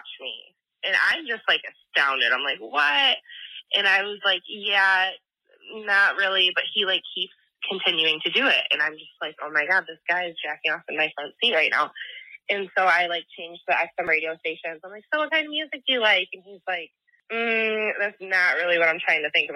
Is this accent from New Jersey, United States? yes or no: no; Michigan, United States; I'm from Michigan, and small town